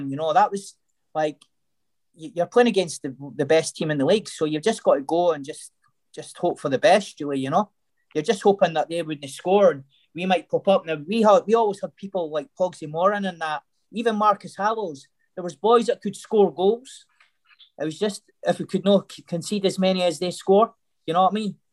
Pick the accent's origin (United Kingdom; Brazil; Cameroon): United Kingdom; Scotland; Yeah, hundred percent.